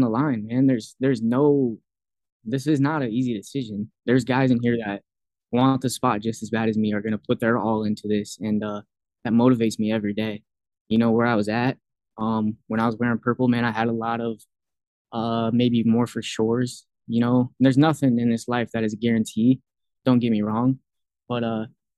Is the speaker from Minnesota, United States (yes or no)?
no; Fort Dodge, Iowa, United States; now in Iowa City, United States; being back home in Iowa